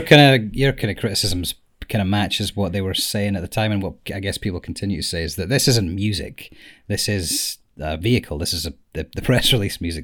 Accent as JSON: {"language": "English", "region": "Scotland", "country": "United Kingdom", "said": "we are from Scotland"}